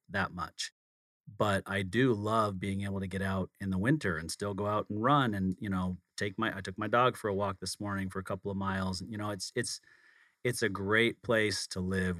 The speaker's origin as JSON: {"language": "English", "area": "outside of Salt Lake City", "region": "Utah", "country": "United States", "tie": "born or raised there", "said": "I grew up outside of Salt Lake City, not as small of a town"}